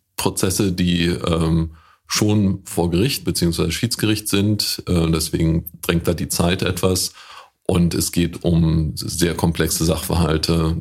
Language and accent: German; Woltersdorf, Brandenburg, Germany; in Woltersdorf, da wo ich herkomme